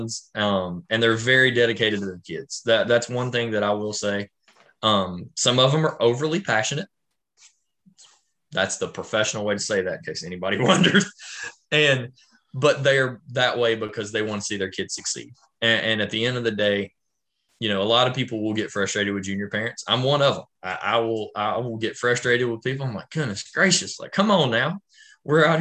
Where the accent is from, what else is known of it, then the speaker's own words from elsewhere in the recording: Tennessee, United States; moved away as an adult; also born or lived in Memphis, West Tennessee, North Mississippi; where I grew up in Tennessee